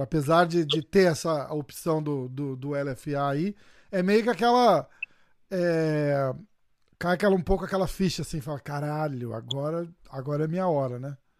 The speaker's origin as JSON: {"language": "Portuguese", "country": "Brazil", "said": "eu sou brasileiro"}